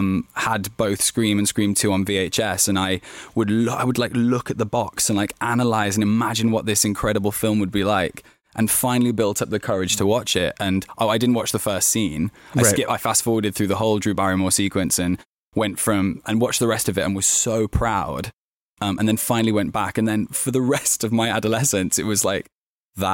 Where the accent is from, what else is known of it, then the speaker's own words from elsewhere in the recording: Birmingham, West Midlands, United Kingdom; I was from Birmingham, which is in the West Midlands of the UK, but where I grew up was kind of like a small town, basically.